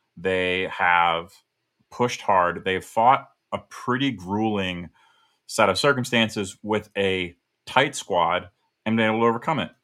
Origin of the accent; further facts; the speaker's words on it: United States; as an American